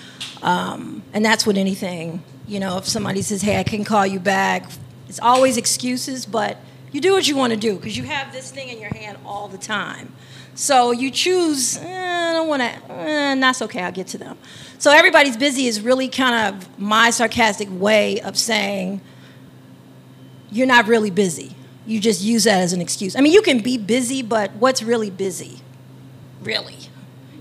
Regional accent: Chicago, Illinois, United States; I'm from Chicago, from the south side of Chicago

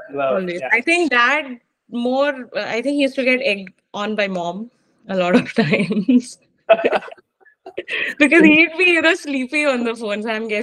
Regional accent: Mumbai, Maharashtra, India; also born or lived in Zambia; Hindi was a struggle, especially when we came back to Mumbai from when we came back to India from Zambia. I did not know Hindi at all, so I picked up whatever tuta futa Hindi from the Bombay school

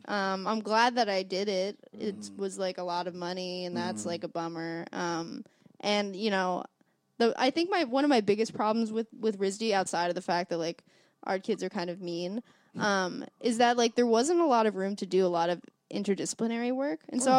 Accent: Newburgh, New York, United States; moved away as an adult; also born or lived in Providence, Rhode Island; now in Brooklyn, United States; So I'm from the Hudson Valley. I'm from Newburgh, New York.

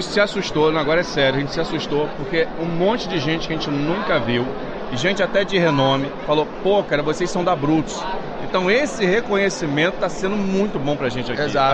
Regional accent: Nova Friburgo, Rio de Janeiro, Brazil; somos de Nova Friburgo.

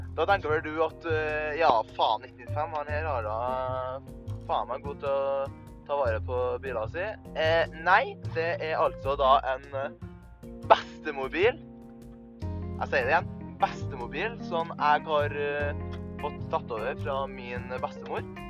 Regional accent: Trøndelag, Norway; accent: Trøndelag dialect; kommer fra Trøndelag. Det hører dere kanskje også på dialekta mi

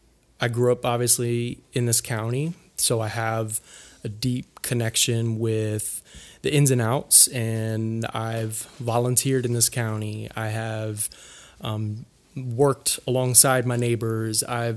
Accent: Cleveland, Ohio, United States; born there; because I was born in Cleveland, Ohio.

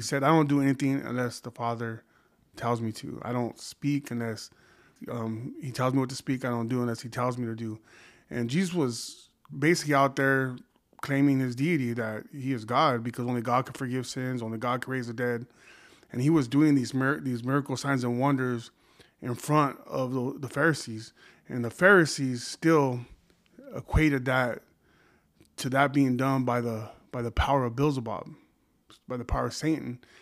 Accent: Oxnard, California, United States; I was born in Oxnard, California, married to my high school sweetheart for thirty years.

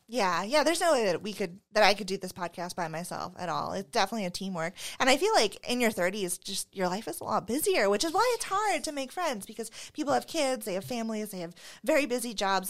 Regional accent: Phoenix, Arizona, United States; moved away as an adult; now in Spokane, United States; I grew up in Phoenix

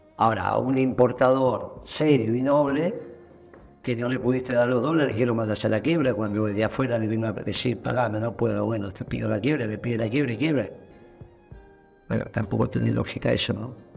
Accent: Argentina

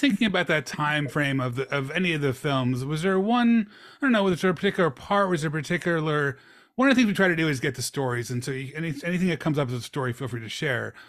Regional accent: Philadelphia, Pennsylvania, United States; Then Philadelphia, my hometown

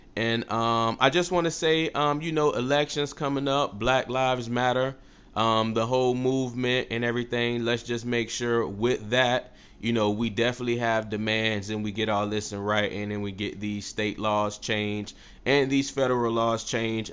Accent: Tampa, Florida, United States; I was born and raised in Tampa, Florida, do this podcast out of Tampa, Florida

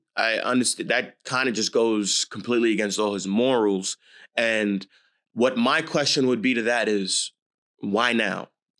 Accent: New York, United States; My hometown, New York Knicks.

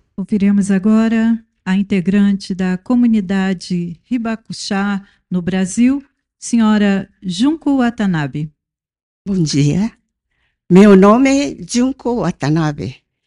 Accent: Hiroshima, Japan; Portuguese is a second language; now in Brazil; Eu nasci na Hiroshima quando caiu na bomba atômica. Tinha dois anos.

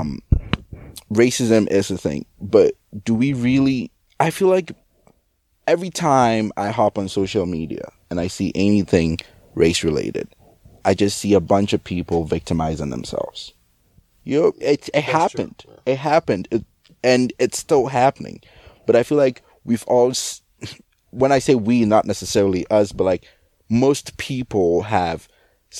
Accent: Ghana; I'm not American, like, I'm Ghanaian

